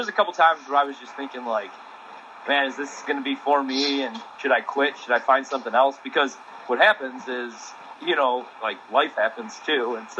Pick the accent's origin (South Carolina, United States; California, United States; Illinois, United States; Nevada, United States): Illinois, United States; moved away; also born or lived in Milwaukee; technically I was born in Illinois